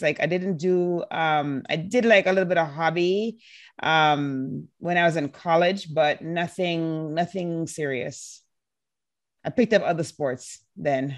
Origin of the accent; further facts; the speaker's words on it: Jamaica; I was born and raised in Jamaica